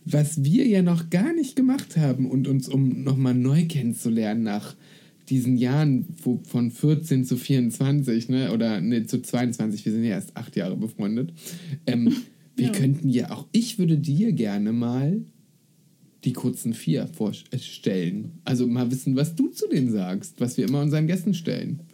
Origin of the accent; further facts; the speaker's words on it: Spreewald, Brandenburg, Germany; also born or lived in Berlin; dass ich aus dem Spreewald komme